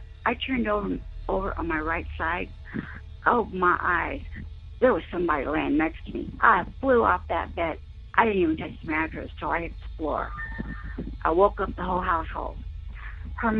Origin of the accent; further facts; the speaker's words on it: Corpus Christi, Texas, United States; I was born and raised down in Texas, Corpus Christi